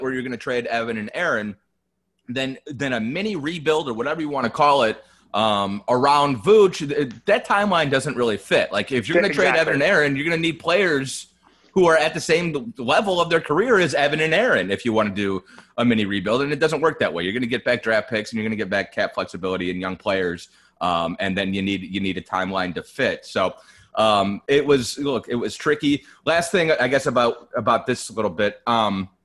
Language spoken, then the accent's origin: English; Cleveland, Ohio, United States; moved away; I'm from Cleveland